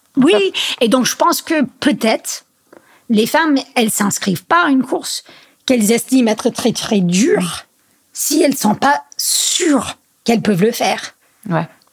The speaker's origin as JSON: {"language": "French", "country": "United States", "also_born_or_lived": "Grenoble / Chamonix", "moved": "yes", "lives_now": "France", "said": "chez nous aux US"}